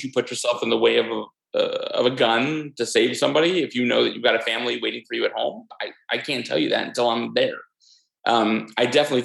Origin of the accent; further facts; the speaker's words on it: New York, United States; me as a New Yorker